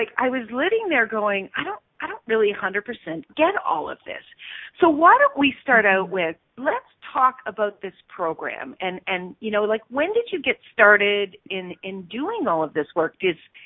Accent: Stratford, Ontario, Canada; my hometown, Stratford, Ontario

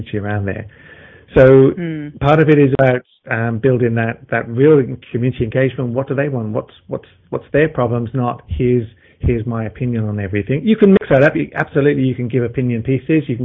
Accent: Melbourne, Victoria, Australia; my hometown of Melbourne, Australia here

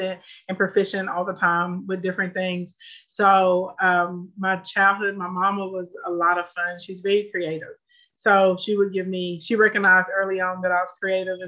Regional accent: Scott, Arkansas, United States; I grew up in a place called Scott. So it's really country, like no sidewalks, no street lights

